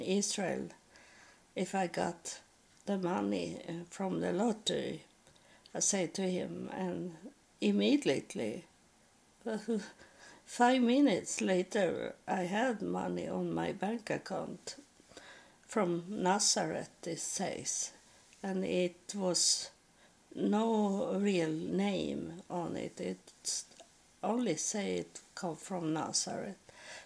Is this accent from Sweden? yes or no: yes; Sweden; accent: Swedish; first language Swedish; English is a second language; English is not my first language. I speak Swedish.